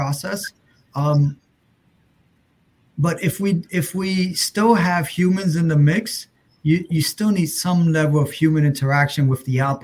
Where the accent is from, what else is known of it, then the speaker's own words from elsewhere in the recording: New York City, New York, United States; I grew up obviously in New York City